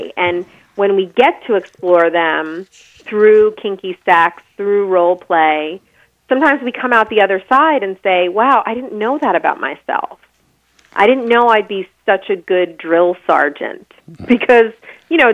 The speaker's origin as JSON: {"language": "English", "area": "Long Island", "region": "outside of New York City", "country": "United States", "tie": "born or raised there", "said": "I grew up in the suburbs on Long Island, outside of New York City"}